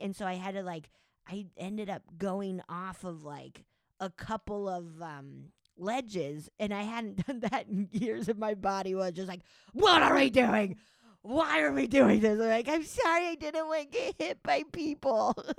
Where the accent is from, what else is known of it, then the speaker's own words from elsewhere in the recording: Summit County, Colorado, United States; also born or lived in Silverthorne, Colorado / Breckenridge, Colorado; I grew up in Summit County, which is a big ski resort county.